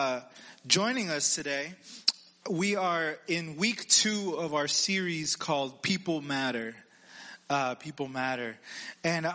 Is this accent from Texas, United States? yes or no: yes; Texas, United States; I'm from Texas